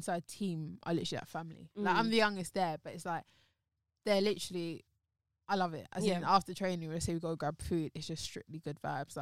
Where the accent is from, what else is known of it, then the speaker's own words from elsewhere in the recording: London, United Kingdom; I was born in Chelsea, Westminster.